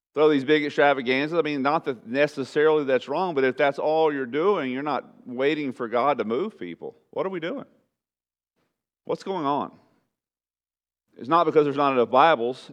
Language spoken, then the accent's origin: English; Southeast Texas, United States; moved away; in Southeast Texas, everybody went to church